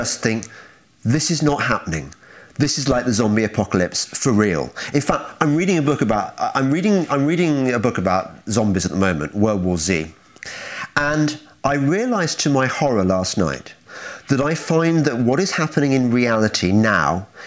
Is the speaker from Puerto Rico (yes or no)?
no; Midlands, United Kingdom; I'm from the Midlands too